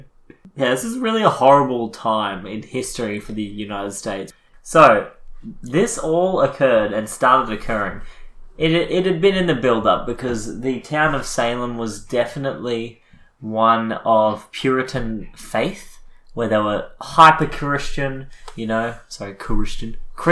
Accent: Australia; We're Australian.

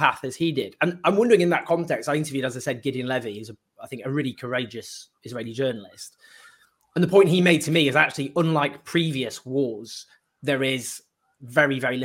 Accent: United Kingdom; as a Brit

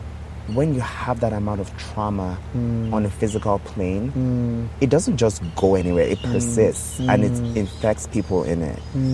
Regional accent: Nigeria; moved away as an adult; also born or lived in Texas, United States; Nigeria represented a lot of pain for me. Yes. I wasn't understood here.

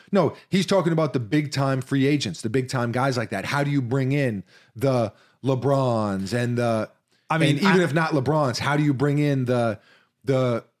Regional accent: Midwest, United States; Growing up in the Midwest, we had convenience stores, and our local convenience store was called Tom Thumb.

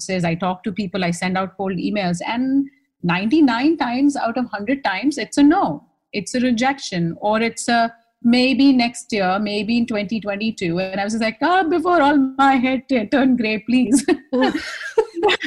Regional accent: India; accent: Indian; moved away as an adult; now in New York, United States; my Indian accent wasn't quite the Indian accent they were used to either

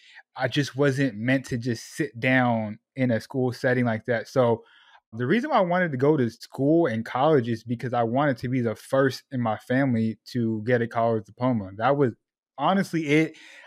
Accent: Sacramento, California, United States; also born or lived in Portland, Oregon; I was born in Southern California, moved to Portland, Oregon, where there are even less Puerto Ricans out there. And then on my 13th birthday, I was in a U-Haul driving to Sacramento, California. And that's where I tell people, that's where I grew up, Northern California.

